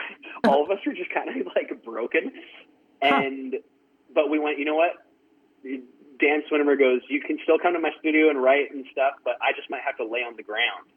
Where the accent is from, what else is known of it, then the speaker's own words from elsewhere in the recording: Surrey, British Columbia, Canada; I grew up in Surrey, British Columbia, which is definitely a city